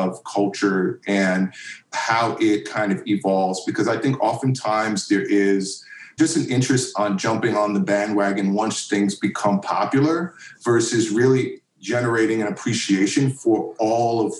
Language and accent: English; New York City, New York, United States; I grew up in Queens, which is the like most diverse county in America.